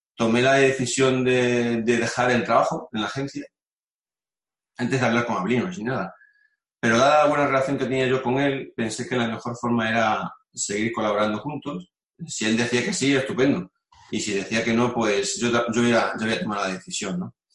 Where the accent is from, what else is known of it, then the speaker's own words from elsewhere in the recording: Mérida, Extremadura, Spain; moved away as an adult; now in León, Spain; yo soy de Mérida, y, me vine a vivir a, León pues el 2000, en el 2001.